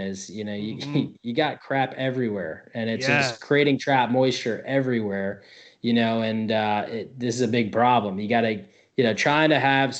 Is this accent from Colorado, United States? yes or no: no; New Jersey, United States; moved away as an adult; now in Tampa, United States; I'm actually from New Jersey